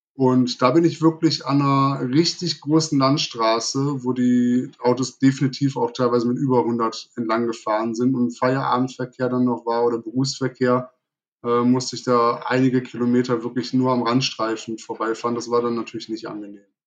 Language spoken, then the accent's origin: German; Wuppertal, North Rhine-Westphalia, Germany; Wuppertal, also in meine Heimatstadt